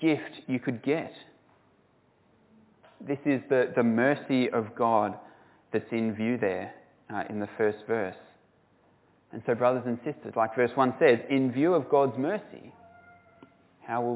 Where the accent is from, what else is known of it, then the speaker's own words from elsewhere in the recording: Australia; I'm a Christian from Australia